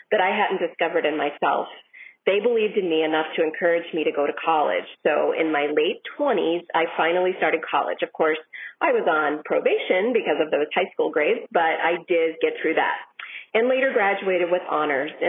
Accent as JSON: {"language": "English", "town": "Shakopee", "region": "Minnesota", "country": "United States", "said": "I'm from Shakopee, Minnesota."}